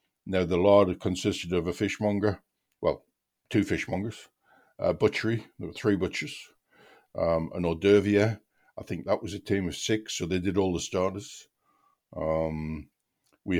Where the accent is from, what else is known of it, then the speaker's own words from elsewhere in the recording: Seaham, North East England, United Kingdom; I'm from a seaside town, actually, in County Durham, a place called Seaham